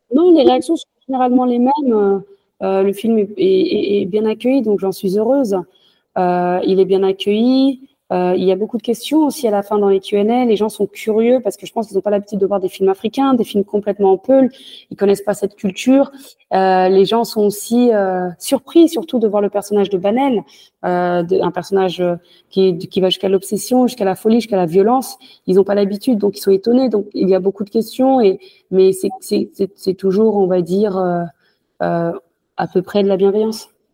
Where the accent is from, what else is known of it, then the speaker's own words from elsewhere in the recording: France; also born or lived in Senegal (ancestry); je suis française, je suis née en France, même si j'ai des origines sénégalaises. Euh, j'ai fait toute ma vie en France